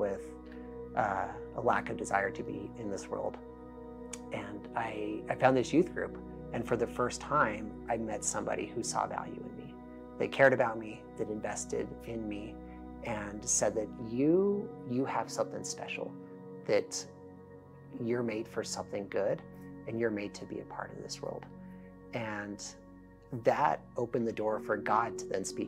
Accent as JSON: {"language": "English", "town": "Denver", "region": "Colorado", "country": "United States", "tie": "born or raised there", "moved": "yes", "said": "born and raised in Denver, Colorado"}